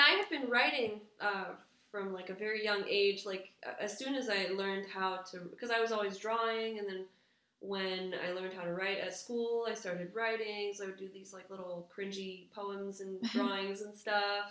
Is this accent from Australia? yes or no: no; Quebec City, Quebec, Canada; first language English; now in Montreal, Canada; Dutch American mom, French Canadian dad, and I grew up in Quebec City